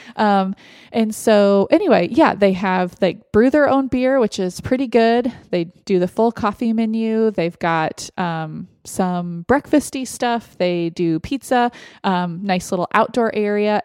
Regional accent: Austin, Texas, United States; now in Gilbert, United States; from my hometown of Austin

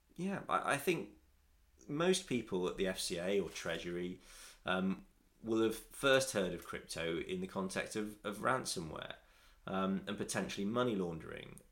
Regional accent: Nottingham, East Midlands, United Kingdom; I'm from Nottingham

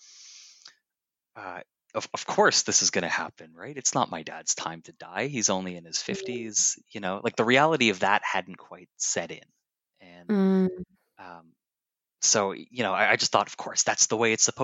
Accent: Toronto, Ontario, Canada; moved away as an adult; now in Hong Kong; I'm originally from Toronto, Canada, but I've been living in Hong Kong for the last 4 years

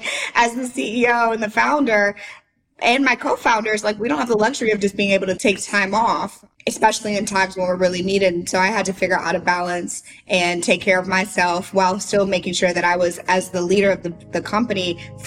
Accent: St. Louis, Missouri, United States; moved away as an adult; now in Nashville, United States; I'm from St. Louis

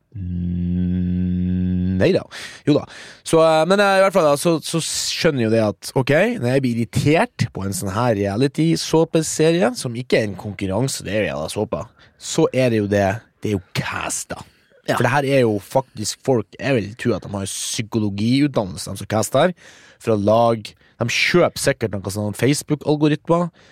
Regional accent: Mo i Rana, Nordland, Norway; now in Oslo, Norway; jeg er fra Mo i Rana, 39 år. Jobb som frilans filmarbeider i Oslo

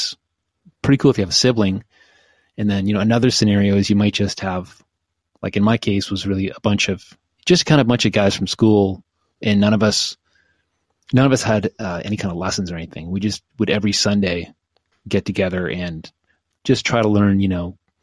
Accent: Oshawa, Ontario, Canada; I grew up in Oshawa

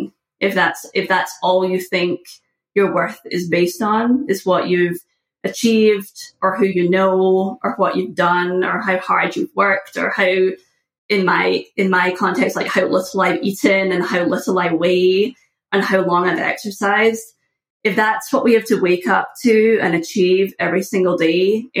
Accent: just outside of Glasgow, west coast of Scotland, United Kingdom; moved away as an adult; now in United States; I was born just outside of Glasgow

